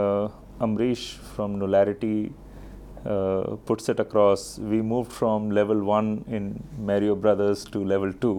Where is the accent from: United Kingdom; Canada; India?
India; Delhi; also born or lived in Bihar / Ranchi / Hyderabad; I've been born and brought up in Delhi